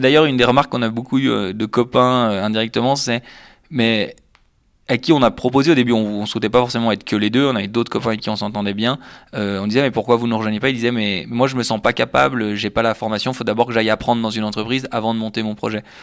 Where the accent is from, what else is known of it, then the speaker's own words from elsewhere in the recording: Annecy, Auvergne-Rhône-Alpes, France; moved away as an adult; also born or lived in Lausanne, Switzerland; je viens d'Annecy en France voisine où j'ai fait mes études jusqu'au baccalauréat